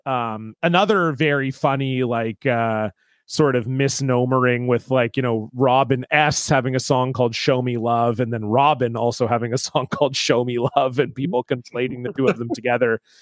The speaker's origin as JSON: {"language": "English", "region": "Ontario", "country": "Canada", "tie": "born or raised there", "said": "I grew up in Ontario"}